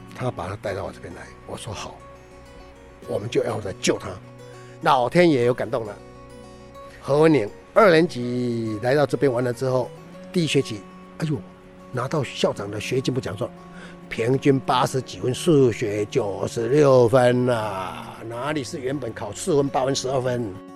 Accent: Minxiong, Chiayi County, Taiwan; moved away; also born or lived in Taipei; 我看到我的家乡，我的家乡没有书店呢

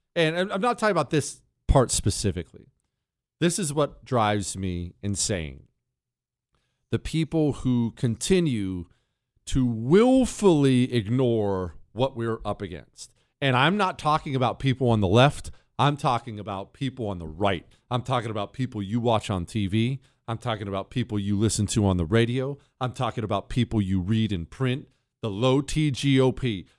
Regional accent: Bozeman, Montana, United States; moved away; I grew up in Bozeman, Montana

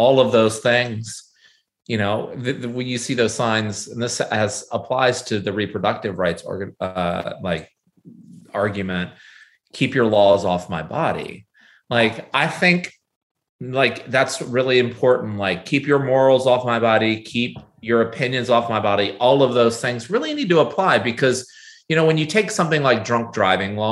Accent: United States

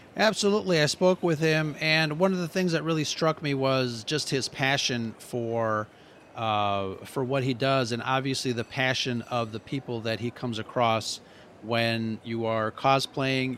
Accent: Chicago, Illinois, United States; Obviously, I'm from Chicago

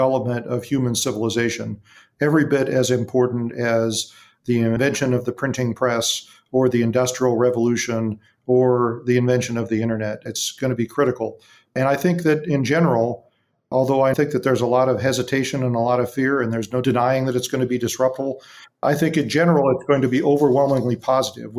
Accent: Big Bear Lake, California, United States; my hometown of Big Bear Lake

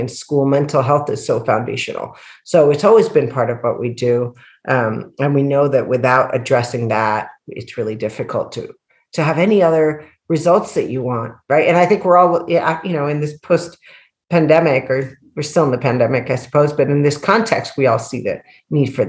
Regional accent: El Salvador; I'm a woman from El Salvador

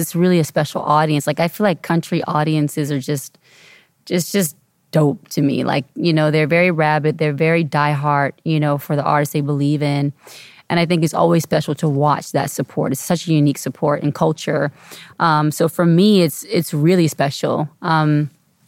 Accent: Atlanta, Georgia, United States; I'm a Southern girl, you know, I'm from Atlanta

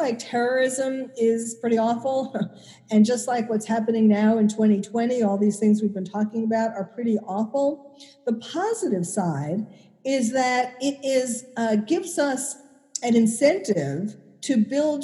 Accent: New York City, New York, United States; I was born and bred in New York City

